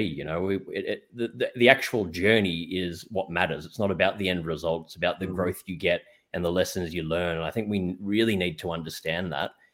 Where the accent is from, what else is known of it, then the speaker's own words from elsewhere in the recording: Australia; also born or lived in New York; I'm from Australia